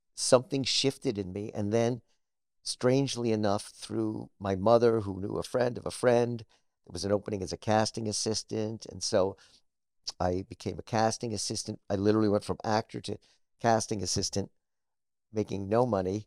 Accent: Scarsdale, New York, United States; also born or lived in Harlem, New York City; I was raised in a suburb of New York called Scarsdale

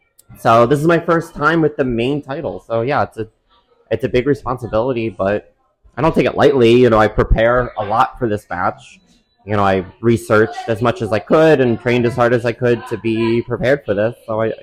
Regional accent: Pennsylvania, United States; I'm from Pennsylvania

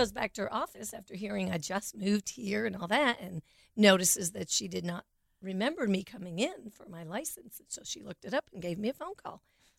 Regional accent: Burlington, Vermont, United States; also born or lived in Plattsburgh, New York; I was born in Plattsburgh, New York, which is near Canada, and it's kind of country New York. So everybody's always like, "Oh, the city." No, not at all. And after a few years, lived in Vermont, did all my elementary school in Burlington, Vermont

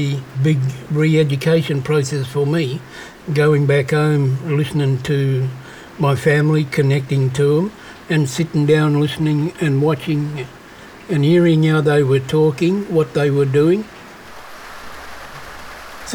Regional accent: Noongar country, Western Australia, Australia; I was born in Noongar, which is Goreng country, and I also have connection to Menang country and Wadjuri country.

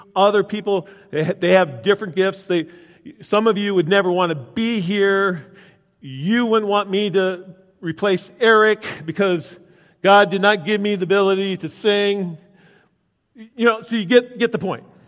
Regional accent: United States; I grew up out in Wilmer, the closest mechanic was in Chicago

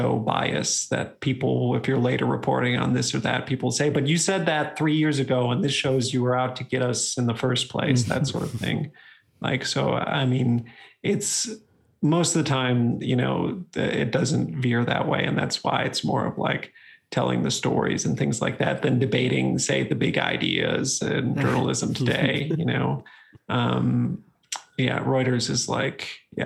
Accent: Wisconsin, United States; I grew up in Wisconsin near University of Wisconsin-Madison

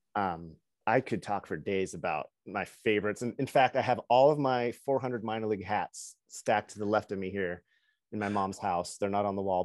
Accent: Kennewick, Washington, United States; I'm from Kennewick, one of the three cities

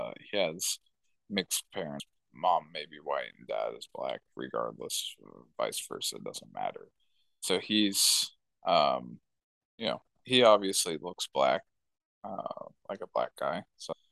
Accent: United States; I'm obviously an American. I was born and raised here

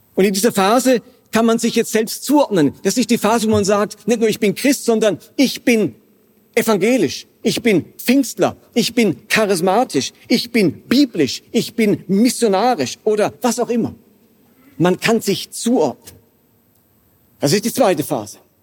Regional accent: Karlsruhe, Baden-Württemberg, Germany; moved away; also born or lived in Basel; ich stamme aus Karlsruhe ursprünglich

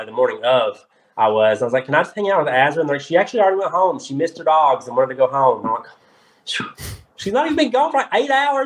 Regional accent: Kentucky, United States; I'm from Kentucky

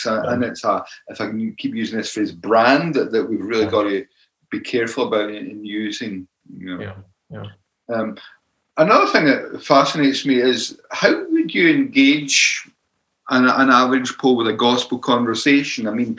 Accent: Scotland, United Kingdom; So the Scottish way is question, question, question.

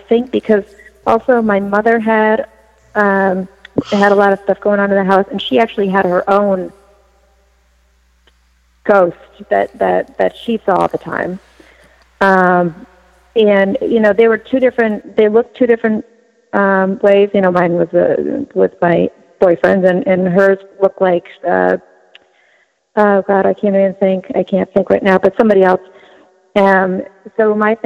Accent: New York, United States; now in Massachusetts, United States; I grew up in New York

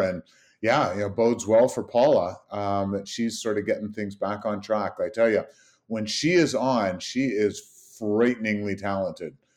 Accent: Canada; being Canadian

